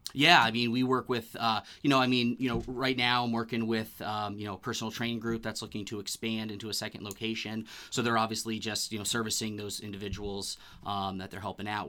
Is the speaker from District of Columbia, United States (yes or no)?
no; Bedford, New Hampshire, United States; I grew up in Bedford, New Hampshire, went to UNH uh, for my undergrad and my master's degree. So I'm a New Hampshire boy